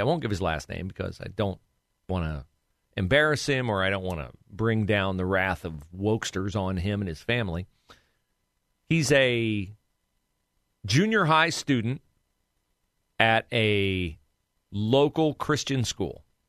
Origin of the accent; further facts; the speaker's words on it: West Liberty, Ohio, United States; near my hometown of West Liberty, Ohio